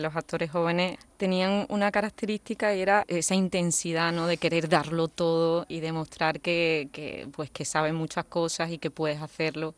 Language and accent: Spanish; Seville, Andalusia, Spain; soy una chica sevillana